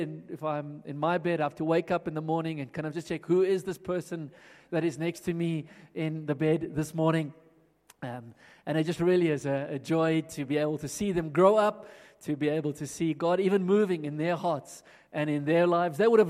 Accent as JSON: {"language": "English", "town": "Johannesburg", "region": "Gauteng", "country": "South Africa", "tie": "born or raised there", "lives_now": "Pretoria, South Africa", "said": "I grew up in Johannesburg, and back when Johannesburg looked very different to how it looks now, and was at school here, primary schools, high schools"}